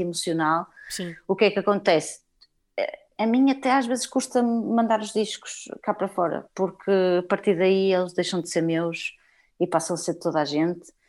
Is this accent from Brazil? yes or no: no; Portugal; Somos portuguesas, moramos em Portugal e fomos nascidas e criadas em Portugal